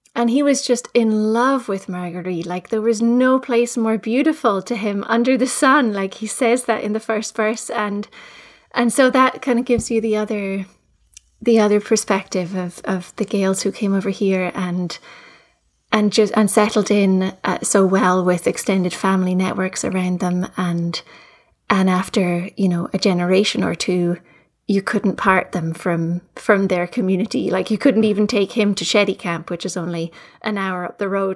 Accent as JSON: {"language": "English", "town": "Edinburgh", "region": "Scotland", "country": "United Kingdom", "tie": "born or raised there", "also_born_or_lived": "Fife", "moved": "as an adult", "lives_now": "Nova Scotia, Canada", "said": "I was raised in Edinburgh and uh, also, also in Fife, I'm now living in, in Nova Scotia"}